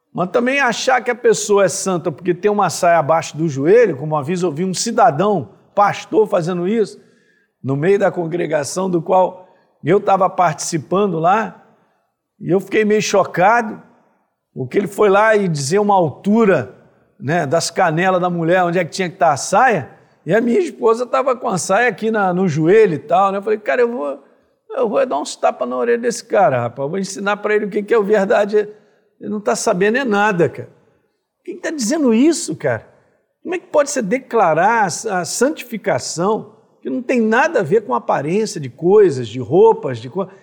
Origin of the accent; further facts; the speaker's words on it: Brazil; sou brasileiro e tenho paixão por ser brasileiro